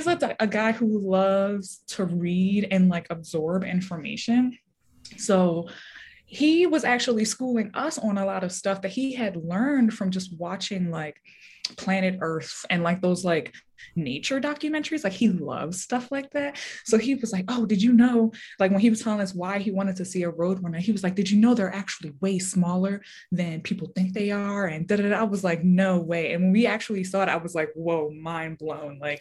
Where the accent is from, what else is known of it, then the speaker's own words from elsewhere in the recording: Baltimore, Maryland, United States; moved away as an adult; also born or lived in Richmond, Virginia; now in Denver, United States; I grew up in Baltimore City myself